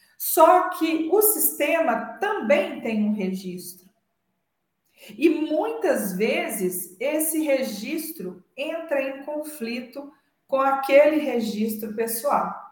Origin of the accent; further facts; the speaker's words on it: Minas Gerais, Brazil; somos da mesma cidade, hum, é, temos registros culturais parecidos, somos mineiros